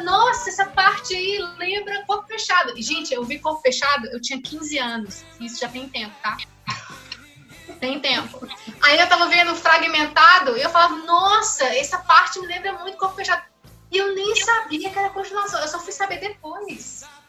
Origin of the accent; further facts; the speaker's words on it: Pedra Azul, Minas Gerais, Brazil; perto de Pedra Azul, onde eu nasci